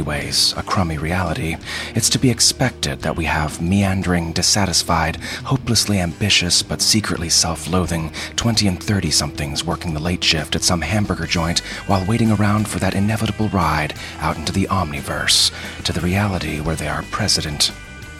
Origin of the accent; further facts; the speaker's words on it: Baltimore, Maryland, United States; I'm from Baltimore.